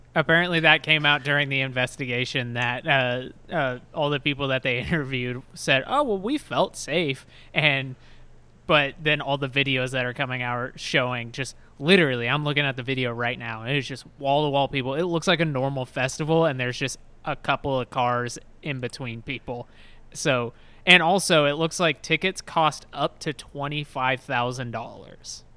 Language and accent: English; Texas, United States; I'm from Texas